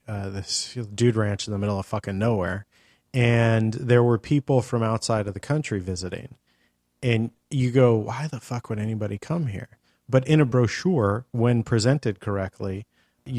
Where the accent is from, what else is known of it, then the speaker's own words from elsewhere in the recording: California, United States; I'm a Californian.